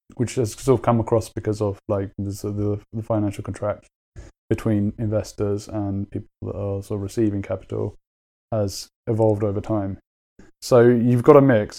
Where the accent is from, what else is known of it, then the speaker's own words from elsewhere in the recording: London, United Kingdom; I grew up in London and I went to uni in London